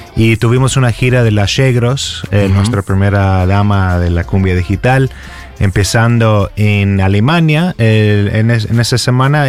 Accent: Texas, United States; Spanish is a second language; moved away as an adult; also born or lived in California; now in Buenos Aires, Argentina; yo soy texano

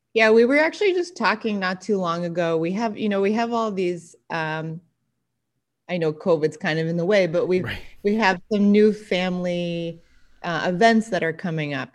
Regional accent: Andover, Massachusetts, United States; moved away as an adult; also born or lived in England / New York; I grew up in uh, north of Boston, Andover, Massachusetts

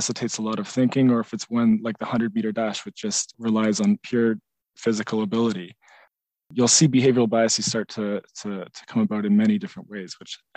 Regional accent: Canada; being a Canadian

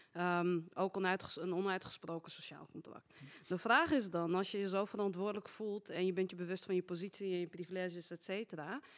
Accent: Amsterdam, North Holland, Netherlands; ik ben Marokkaans-Nederlands, geboren getogen in Amsterdam

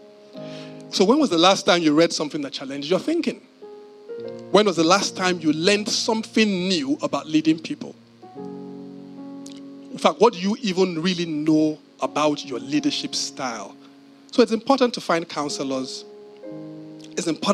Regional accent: Nigeria; as a Nigerian

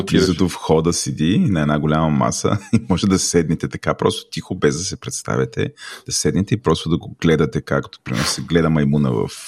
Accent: Bulgaria; Защото съм истински българин.

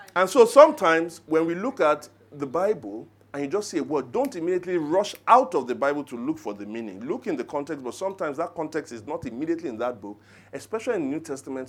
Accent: Nigeria; I'm Nigerian

